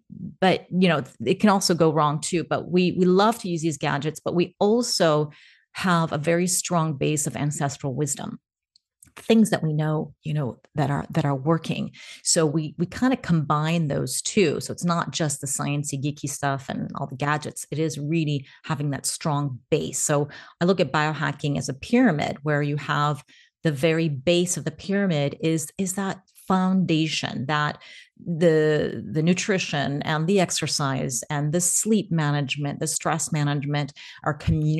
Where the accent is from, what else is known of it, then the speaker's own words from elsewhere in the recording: United States; now in Portugal; And I am American-Ukrainian. I am also a nomad. So although you know it's hard to pin me down, today I'm in Portugal.